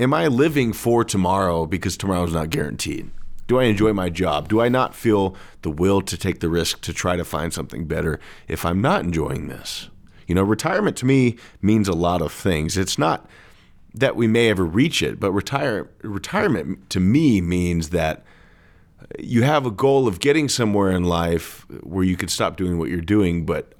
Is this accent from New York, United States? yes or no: no; California, United States; I'm from California, by the way.